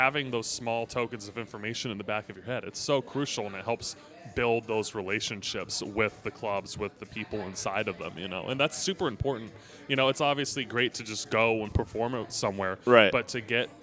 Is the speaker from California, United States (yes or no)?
yes; Bay Area, California, United States; now in Los Angeles, United States; I live in LA right now, but I grew up in the Bay Area.